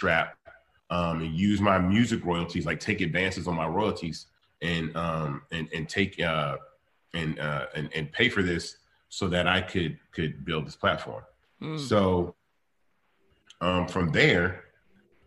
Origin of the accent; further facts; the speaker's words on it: Memphis, Tennessee, United States; I was born in Memphis